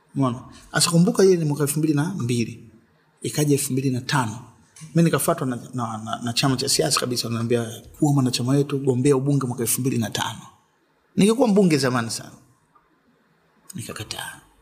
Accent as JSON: {"language": "Swahili", "region": "Dar es Salaam", "country": "Tanzania", "tie": "born or raised there", "also_born_or_lived": "Tabora", "said": "mi nimezaliwa Dar"}